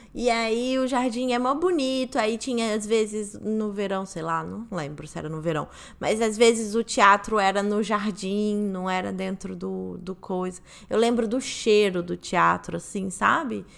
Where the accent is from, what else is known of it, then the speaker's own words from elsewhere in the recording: Rio de Janeiro, Brazil; quando eu era pequena, eu morava na Barra